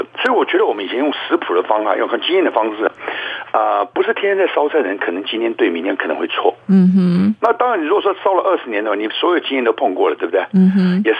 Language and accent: Chinese; Taiwan; 我本身又在眷村长大，